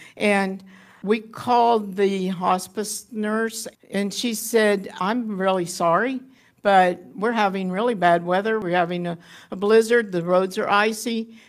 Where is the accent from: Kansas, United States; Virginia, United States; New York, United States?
Kansas, United States; Haviland; moved away; I was born in Haviland, Kansas in nineteen thirty-seven and settled back there in two thousand and five.